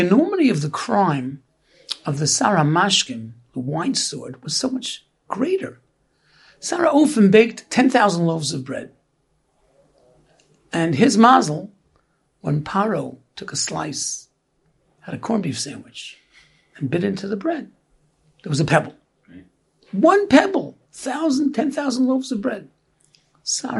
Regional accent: New York City, New York, United States; we grew up in Brooklyn

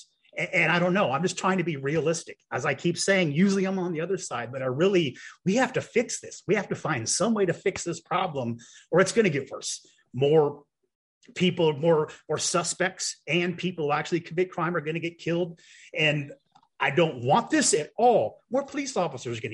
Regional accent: Champaign, Illinois, United States; my hometown of Champaign, Champaign, Illinois

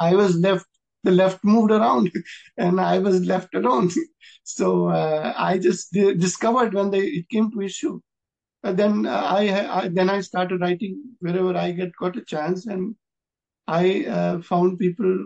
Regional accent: India; as an Indian

